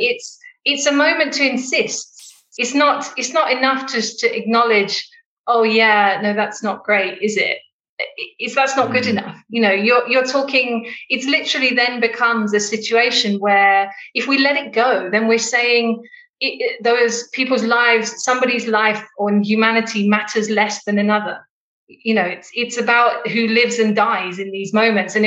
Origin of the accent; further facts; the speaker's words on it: United Kingdom; now in Johannesburg, South Africa; I live in Johannesburg in South Africa, and although I'm British